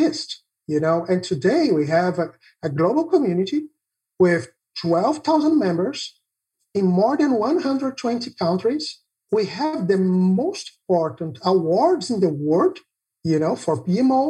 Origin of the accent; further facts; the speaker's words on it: Brazil; English is a second language; I'm from Brazil